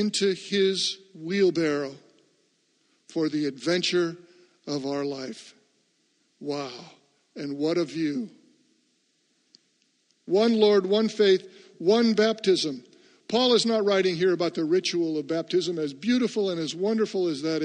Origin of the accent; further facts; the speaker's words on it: United States; I am an American and happy to be one.